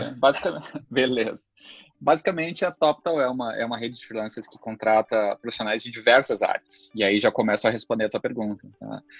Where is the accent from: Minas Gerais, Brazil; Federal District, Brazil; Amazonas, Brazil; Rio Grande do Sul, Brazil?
Rio Grande do Sul, Brazil; São Leopoldo; also born or lived in Passo Fundo; eu sou natural da cidade de Passo Fundo, aqui no próprio Rio Grande do Sul, é, e vivo já desde muito pequeno na cidade de São Leopoldo